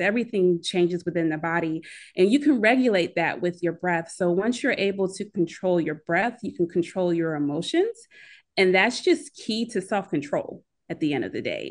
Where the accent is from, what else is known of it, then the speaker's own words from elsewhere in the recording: Philadelphia area, Pennsylvania, United States; accent: Philly; moved away as an adult; also born or lived in Chicago; I'm originally from the Philadelphia area.